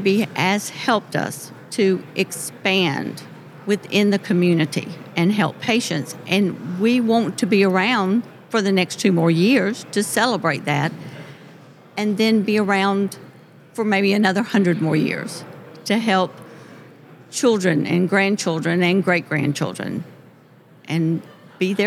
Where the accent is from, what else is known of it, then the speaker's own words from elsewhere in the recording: Lincolnton, Georgia, United States; I am from Lincolnton